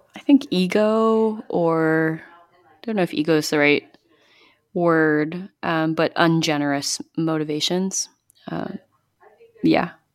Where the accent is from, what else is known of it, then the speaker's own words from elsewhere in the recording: Northern California, United States; now in New York, United States; I grew up in California, in Northern California